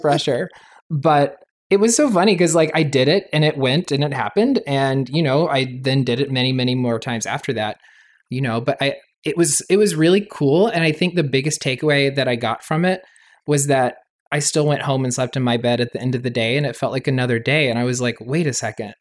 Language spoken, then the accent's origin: English; Raleigh, North Carolina, United States; moved away as an adult; also born or lived in New York; growing up in North Carolina, in a Southern Baptist community